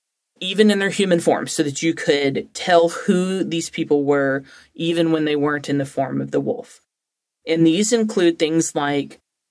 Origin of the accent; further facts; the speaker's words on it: Alabama, United States; I'm from Alabama